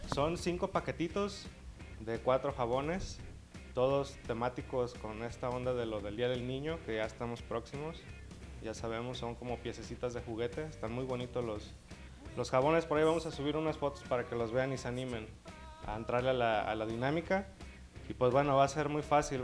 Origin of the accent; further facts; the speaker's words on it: Mexico; como mexicanos